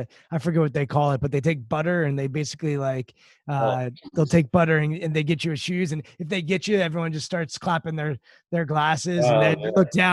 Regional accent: Maryland outside DC, United States; I grew up in Maryland outside DC

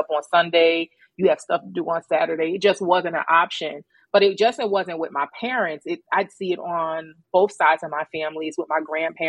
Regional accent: New York City, New York, United States; also born or lived in Greensboro, North Carolina; New York City. Born and raised in Queens, New York.

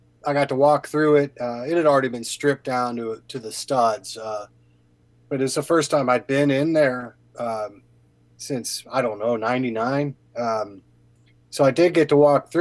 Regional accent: Madison Township, Ohio, United States; moved away as an adult; also born or lived in Oxford, Ohio; now in Cincinnati, United States; I grew up in Madison Township, went to school in Oxford.

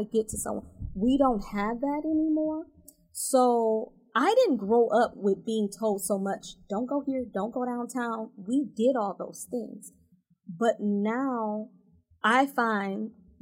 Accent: Detroit, Michigan, United States; I grew up in Detroit. I, you know, went through DPS

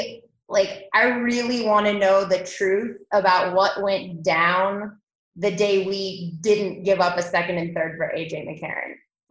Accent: Akron, Ohio, United States; now in Denver, United States; I was born in Akron, Ohio, so pretty close to Cleveland.

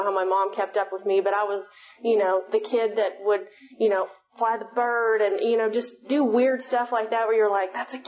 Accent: Sulphur Springs, Texas, United States; I'm from East Texas originally. I'm from Sulphur Springs

